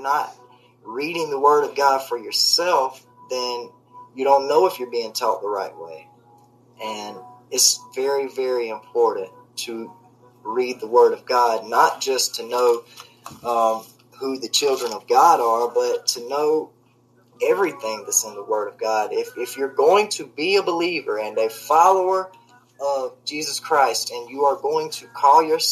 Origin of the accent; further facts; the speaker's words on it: the South, United States; I was raised in the South, and I'm a big old boy.